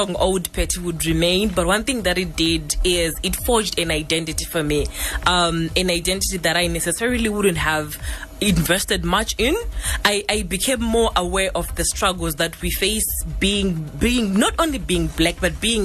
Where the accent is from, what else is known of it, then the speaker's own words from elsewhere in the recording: Gokwe North, Midlands, Zimbabwe; then I grew up in Gokwe North.